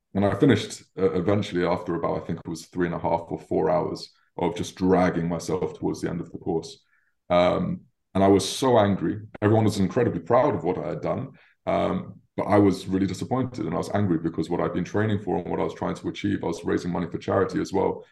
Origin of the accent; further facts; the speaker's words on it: London, United Kingdom; I was born and raised in London